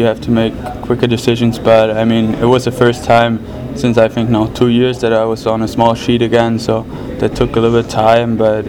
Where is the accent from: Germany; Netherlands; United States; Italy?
Germany; Mannheim, Baden-Württemberg; training with Mannheim. We have awesome group there, great performance coaches, so why not train at my hometown?